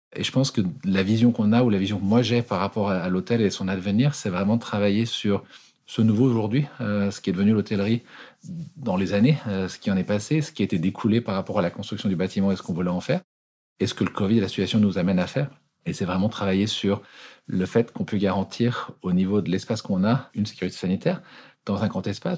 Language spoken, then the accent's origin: French; Annecy, Auvergne-Rhône-Alpes, France; moved away as an adult; also born or lived in London; now in Geneva, Switzerland; je suis français, euh, né à Annecy, en Haute-Savoie